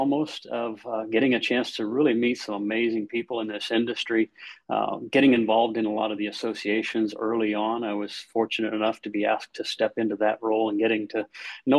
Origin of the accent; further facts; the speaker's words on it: Ohio, United States; my wife and I have been in Ohio all of our life